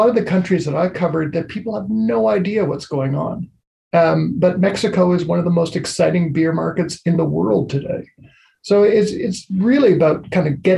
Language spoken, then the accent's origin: English; Canada; my home country